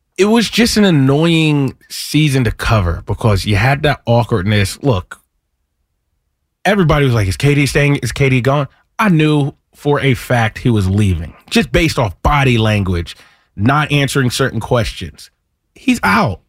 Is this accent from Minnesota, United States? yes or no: no; Lower Merion, Pennsylvania, United States; I'm from Lower Marion area.